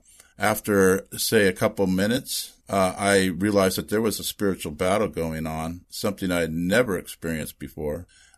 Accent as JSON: {"language": "English", "town": "Redondo Beach", "region": "California", "country": "United States", "tie": "born or raised there", "said": "Born and raised and been here all my life. Yeah. I was born in the Valley, which if you're here, that's north of Los Angeles. And then we quickly, moved to the Redondo area."}